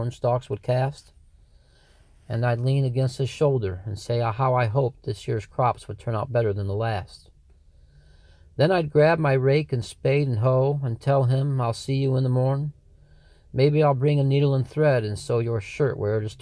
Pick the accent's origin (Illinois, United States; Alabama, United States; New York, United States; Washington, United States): New York, United States; Sidney Center; I'm from Sydney Center, New York